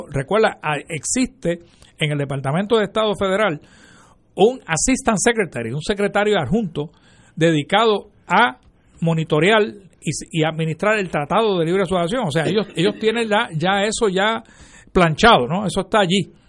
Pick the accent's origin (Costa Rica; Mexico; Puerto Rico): Puerto Rico